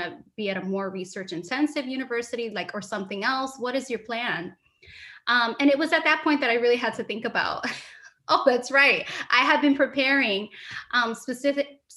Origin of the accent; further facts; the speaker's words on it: New York City, New York, United States; also born or lived in Urbana-Champaign, Illinois / Albany, New York / Michigan / Williams; I was born and raised in New York City.